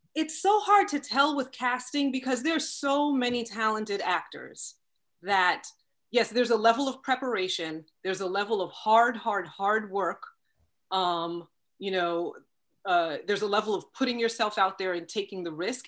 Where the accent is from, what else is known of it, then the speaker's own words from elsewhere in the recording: Long Island, New York, United States; moved away as an adult; grew up on Long Island, went to school in Long Island, didn't leave Long Island until I went to college